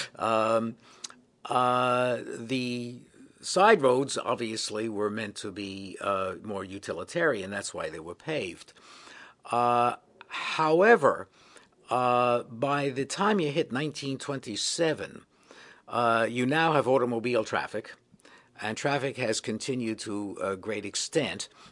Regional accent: New York City, New York, United States; I grew up in the Bronx, and I have never lived anywhere else

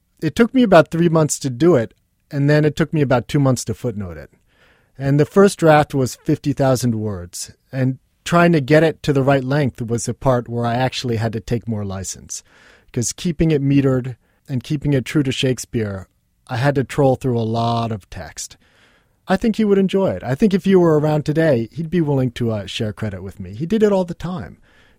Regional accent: New York City, New York, United States; You know, I grew up with artists in New York City

